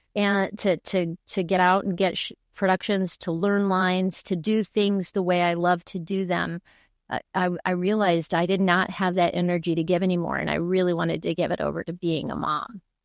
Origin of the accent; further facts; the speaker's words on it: El Paso, Texas, United States; moved away; also born or lived in New York; I grew up in El Paso, Texas